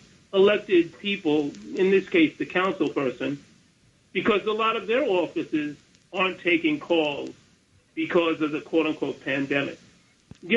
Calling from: Bronx, New York, United States; Bronx, New York.

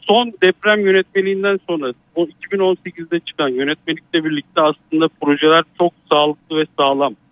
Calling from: Sakarya, Turkey; Sakarya'dan arıyorum.

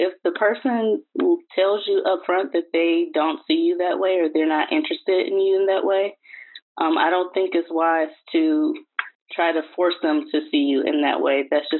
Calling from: Detroit, Michigan, United States; I'm calling from Detroit.

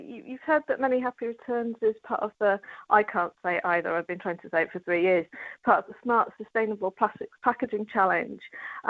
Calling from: East of England, United Kingdom; I'm actually calling from Norfolk, and it's a lovely sunny day this morning.

